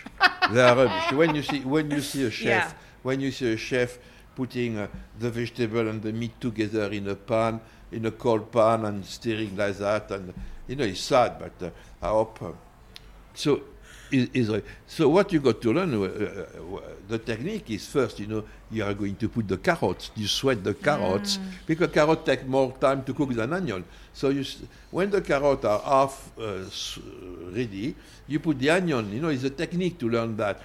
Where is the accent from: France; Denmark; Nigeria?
France; Tarbes, Occitania; English is a second language; moved away; also born or lived in London; I was born in Tarbes, on a foothill of the Pyrenees, and it's a small town of 40,000 people